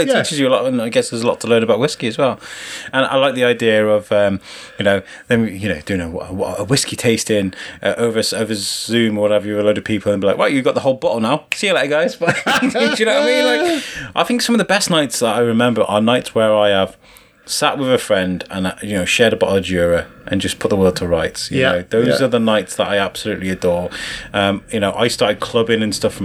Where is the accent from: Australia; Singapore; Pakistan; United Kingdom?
United Kingdom; Wrexham, Wales; moved away as an adult; also born or lived in Telford; I grew up in Wrexham